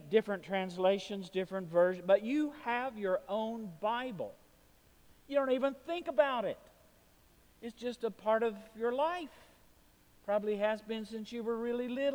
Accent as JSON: {"language": "English", "town": "Chattanooga", "region": "Tennessee", "country": "United States", "tie": "born or raised there", "moved": "yes", "said": "my hometown of Chattanooga. I was born at Erlanger Hospital."}